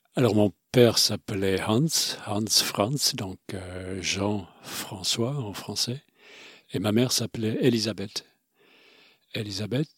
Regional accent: Romandy, Switzerland; first language Swiss German; de parents suisse allemands, mais j'ai grandi en Suisse romande, donc j'ai grandi avec deux cultures

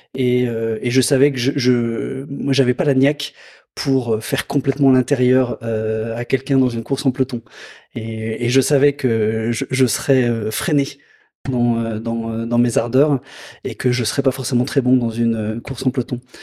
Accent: Lyon area, Auvergne-Rhône-Alpes, France; moved away as an adult; revenir dans ma région natale

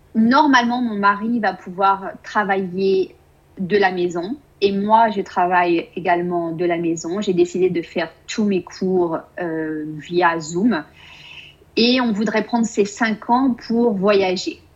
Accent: France; moved away as an adult; now in Austin, United States; en tant que française

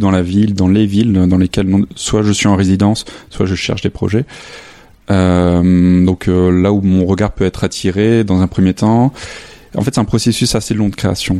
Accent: a small village near Lille, Hauts-de-France, France; moved away as an adult; also born or lived in Arles; now in Saint-Denis, France; je suis originaire du nord de la France, dans un petit village à côté de Lille

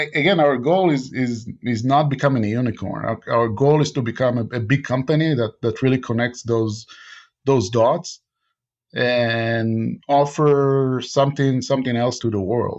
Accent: Israel; English is a second language; I was born and raised in Israel, and Israel is doing a lot in R&D.

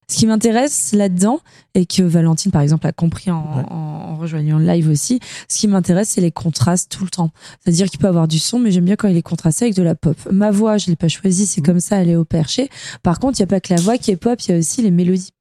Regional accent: France; moved away as an adult; also born or lived in Corsica / Var; now in Lyon, France; j'ai grandi en Corse et dans le Var

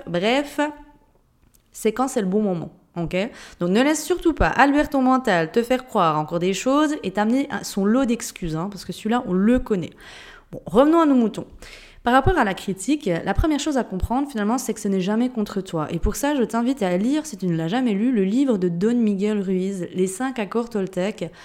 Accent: Jura, Switzerland; accent: Jurassien; moved away; je viens d'un pays de Suisse. Je pense que tu l'as entendu avec mon accent. Il me semble que je le perds pas, mon accent jurassien

